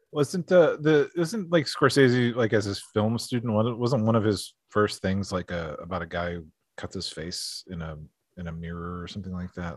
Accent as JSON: {"language": "English", "town": "Scranton", "region": "Pennsylvania", "country": "United States", "tie": "born or raised there", "said": "I grew up in Scranton, a lot of Italian American and a lot of Irish American kids"}